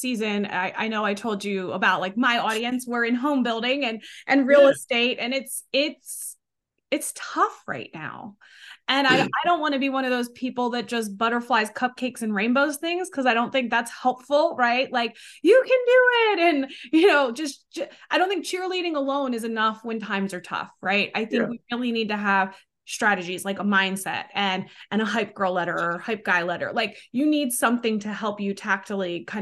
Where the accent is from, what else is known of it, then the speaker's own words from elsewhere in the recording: Northeast, United States; moved away; I'm from the Northeast originally